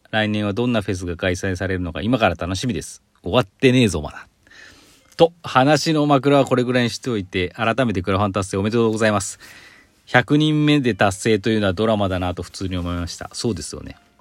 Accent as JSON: {"language": "Japanese", "region": "Aichi", "country": "Japan", "tie": "born or raised there", "said": "その生まれ私愛知県なんですけど"}